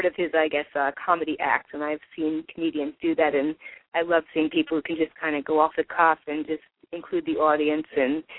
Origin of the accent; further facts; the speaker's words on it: New Jersey, United States; I'm from New Jersey